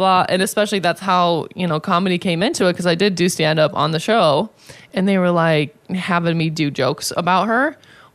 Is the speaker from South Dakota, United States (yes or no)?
yes; South Dakota, United States; moved away as an adult; now in Las Vegas, United States; I was from South Dakota